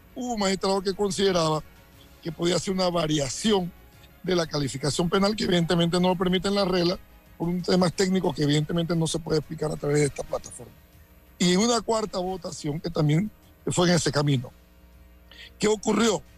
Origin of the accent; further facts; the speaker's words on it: Santiago de Veraguas, Veraguas, Panama; soy de Santiago o porque crecí en Paso Las Tablas y Barrera de Carmen